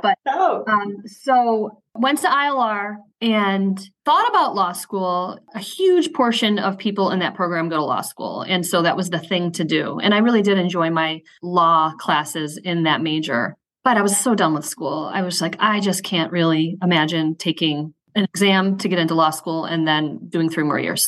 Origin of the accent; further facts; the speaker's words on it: Syracuse, New York, United States; moved away as an adult; also born or lived in Ithaca / Chicago; I'm from Syracuse, where I live now. I live, if you know Syracuse, I live in the Tipperary Hill neighborhood. That's where I grew up